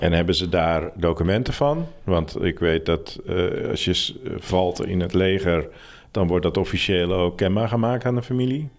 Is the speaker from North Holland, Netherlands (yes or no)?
yes; Ursem, North Holland, Netherlands; Ursem, de, dorp waar ik geboren ben.